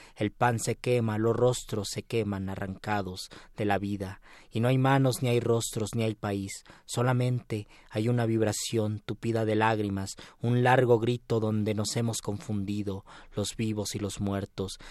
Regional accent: Mexico; a nuestra manera de ser como mexicanos

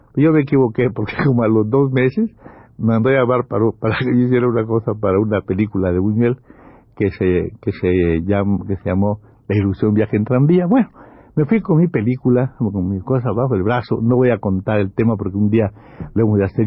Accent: Campeche, Mexico; muy chamaco yo, allí en Campeche

